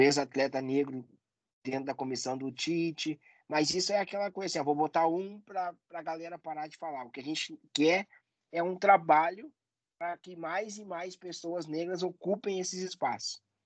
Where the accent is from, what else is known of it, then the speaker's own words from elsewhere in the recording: Porto Alegre, Rio Grande do Sul, Brazil; accent: gaúcho; Eu sou de Porto Alegre e aqui tem uma rivalidade muito forte na, na dupla Grenal